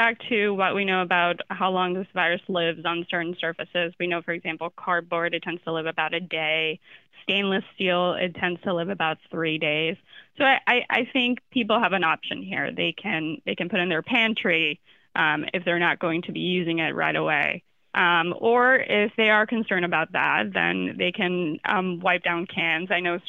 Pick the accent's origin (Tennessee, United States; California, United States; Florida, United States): Florida, United States; Not an expert in that, even though I'm from Florida, sadly.